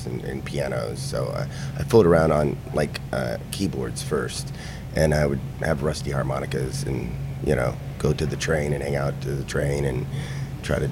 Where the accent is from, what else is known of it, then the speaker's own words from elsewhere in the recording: Knox, Indiana, United States; I'm from Northern Indiana